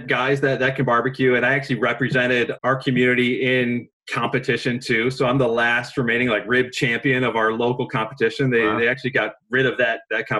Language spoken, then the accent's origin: English; Chicago, Illinois, United States; I grew up near Wrigley Field